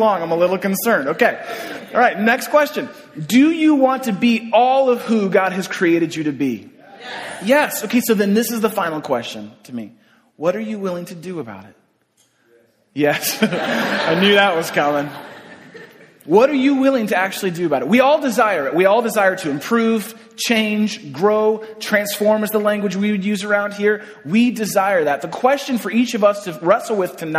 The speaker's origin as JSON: {"language": "English", "town": "San Francisco", "region": "California", "country": "United States", "tie": "born or raised there", "said": "I grew up in San Francisco"}